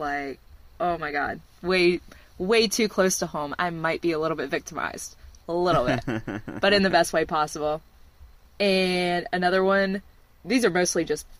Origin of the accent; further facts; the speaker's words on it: Savannah, Georgia, United States; I'm from here. I'm from Savannah, so, like, deep south.